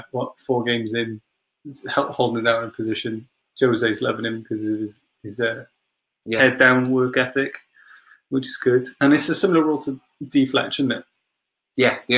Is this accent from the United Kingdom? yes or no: yes; Wales, United Kingdom; because we are Welsh and in Wales, makes sense to talk about a little bit.